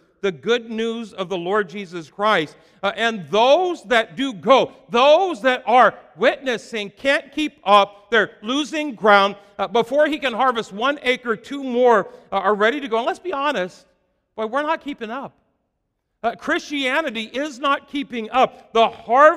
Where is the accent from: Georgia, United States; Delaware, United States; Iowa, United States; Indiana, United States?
Iowa, United States; I'm from Iowa